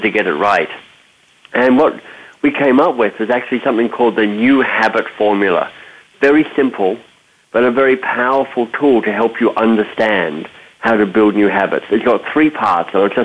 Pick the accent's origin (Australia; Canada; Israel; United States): Australia; moved away; also born or lived in North America; I'm Australian by birth